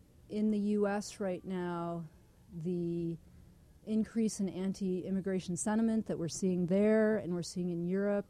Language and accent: English; Denver, Colorado, United States; moved away as an adult; now in Toronto, Canada; I grew up in Denver